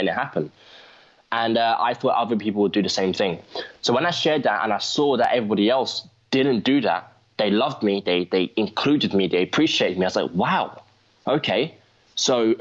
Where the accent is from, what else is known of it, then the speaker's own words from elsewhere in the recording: London, United Kingdom; I'm from London